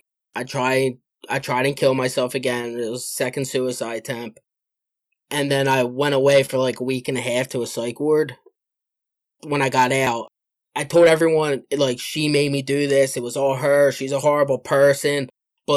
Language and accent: English; Philadelphia, Pennsylvania, United States; I'm from Philadelphia, and I'm a co-host of another recovery podcast